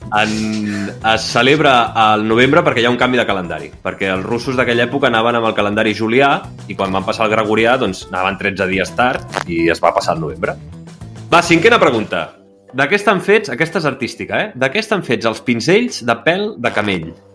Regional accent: Can Gibert, Catalonia, Spain; moved away; En Hosmar és de Kanji, sí, sí, com jo

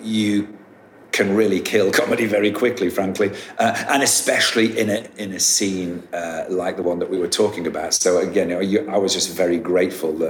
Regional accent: United Kingdom; I'm a Brit.

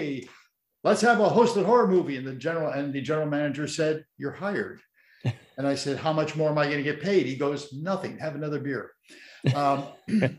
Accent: Chicago, Illinois, United States; moved away; I grew up with Marvin in Chicago on WBKB channel 7 when I was a kid

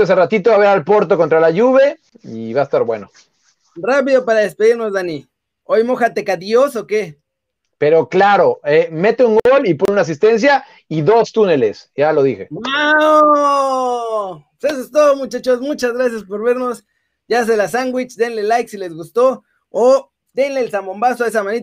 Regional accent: Mexico City, Mexico; yo soy de Xochimilco

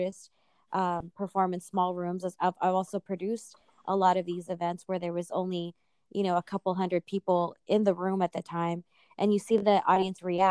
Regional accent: Walnut, California, United States; I'm from Walnut, California. I'm Filipino

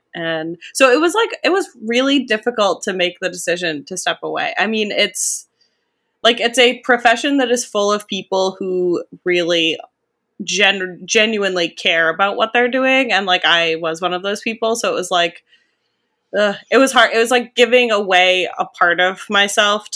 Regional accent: Maine, United States; moved away as an adult; now in New Hampshire, United States; I'm a New England baby. I grew up in Maine, and now I live one state over in New Hampshire

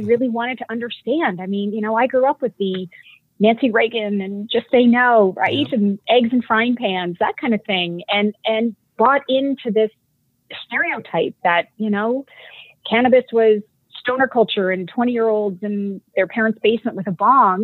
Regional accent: Canada; accent: Canadian; moved away as an adult; now in California, United States; you'll hear my Canadian when I say about

